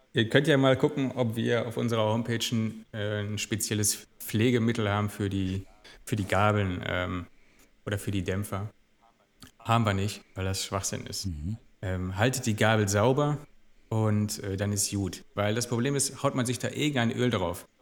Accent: Gelsenkirchen, North Rhine-Westphalia, Germany; moved away as an adult; now in Duisburg, Germany; jetzt bin ich Duisburger, aber ich bin eigentlich gebürtiger Gelsenkirchener. Hab da 36 Jahre gelebt

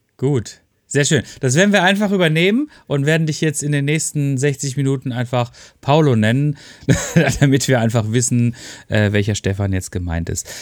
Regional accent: Freiburg, Baden-Württemberg, Germany; ich bin ja auch Freiburger

